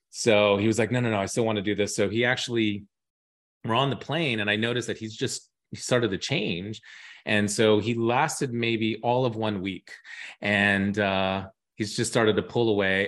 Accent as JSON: {"language": "English", "region": "New York", "country": "United States", "also_born_or_lived": "Dubai", "said": "I was from New York"}